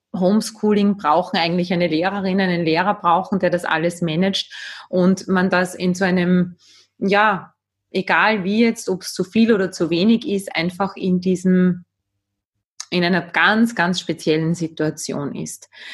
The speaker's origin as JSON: {"language": "German", "country": "Austria", "said": "Bei uns in Österreich"}